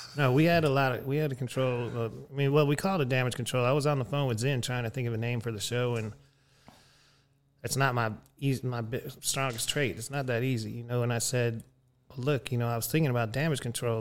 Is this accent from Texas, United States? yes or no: yes; Texas, United States; I was from Texas.